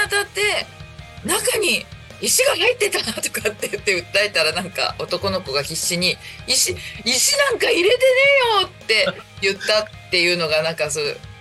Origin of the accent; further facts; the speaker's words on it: Chiba, Japan; also born or lived in Tokyo / Saitama; あの、ずっと千葉におります